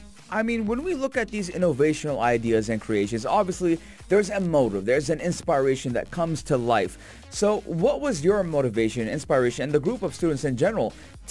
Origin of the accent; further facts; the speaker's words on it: Sharjah, United Arab Emirates; as someone who was born and raised in Sharjah and, you know, went to the University of Sharjah